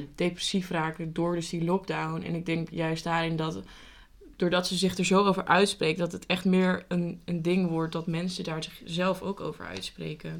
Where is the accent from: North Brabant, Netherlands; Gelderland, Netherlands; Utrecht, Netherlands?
Utrecht, Netherlands; Amersfoort; wij komen dus uit Amersfoort